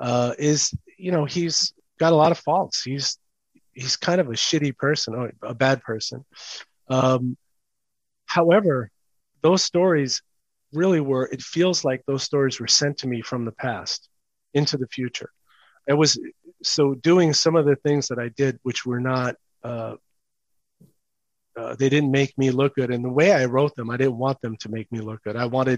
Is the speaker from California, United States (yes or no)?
no; New York City, New York, United States; It's called The Hated Ones. And it's about growing up in New York City in the 70s and sort of mid 70s and 80s.